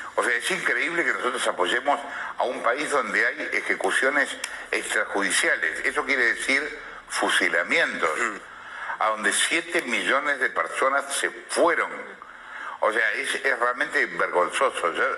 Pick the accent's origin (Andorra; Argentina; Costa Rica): Argentina